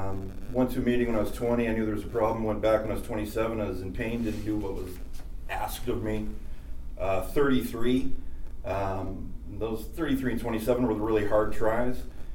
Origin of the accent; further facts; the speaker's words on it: Canada; Culturally, it went with everything.